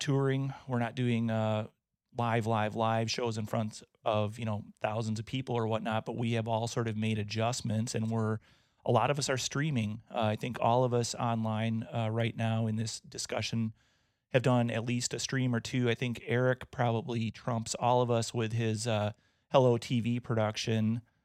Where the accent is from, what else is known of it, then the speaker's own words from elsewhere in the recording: Wisconsin, United States; I'm from Wisconsin